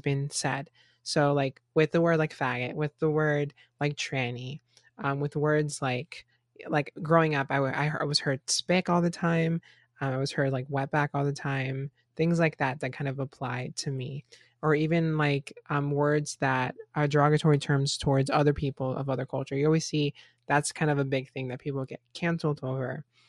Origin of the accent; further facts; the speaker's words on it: Florida, United States; Even me growing up in Florida, I grew up in a melting pot of different cultures